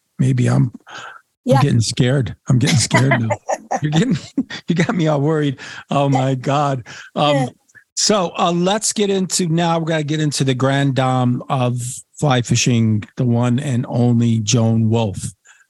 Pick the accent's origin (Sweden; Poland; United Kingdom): Poland; also born or lived in Washington, D.C., United States; I was from Washington, D.C. at the time, and talked about Atlantic salmon and my trips when I was a little boy. And I caught my first Atlantic salmon when I was 9, living in Poland on our farm off the Baltic Sea.